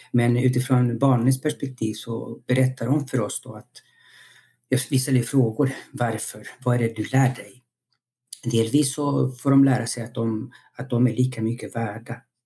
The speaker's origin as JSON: {"language": "Swedish", "country": "Chile", "tie": "born or raised there", "moved": "yes", "lives_now": "Sweden", "said": "jag är född i Chile och så jag levde och växte upp i en demokrati"}